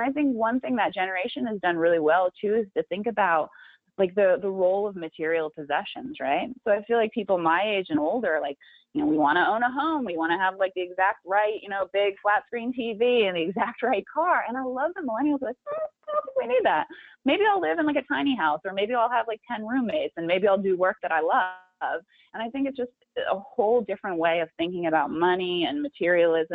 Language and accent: English; Big Sur, California, United States; growing up in Big